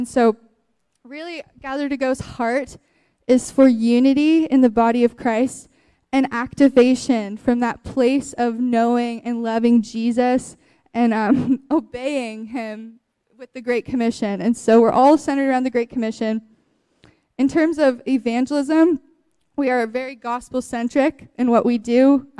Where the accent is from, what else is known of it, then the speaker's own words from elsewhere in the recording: Moncton, New Brunswick, Canada; We're both from Moncton, New Brunswick.